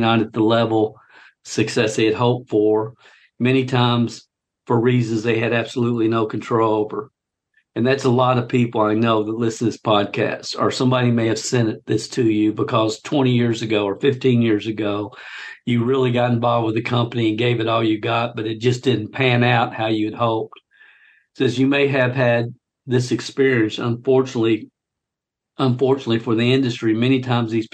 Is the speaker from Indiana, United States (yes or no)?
no; Kentucky, United States; my home state of Kentucky